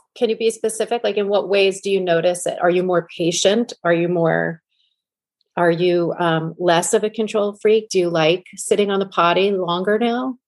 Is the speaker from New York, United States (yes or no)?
yes; New York, United States; I grew up in New York listening to him on um, K Rock